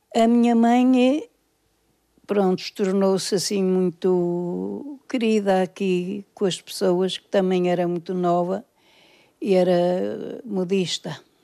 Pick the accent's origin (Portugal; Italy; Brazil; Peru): Portugal; Porto, Norte; Nasci cá, nasci na Casa 10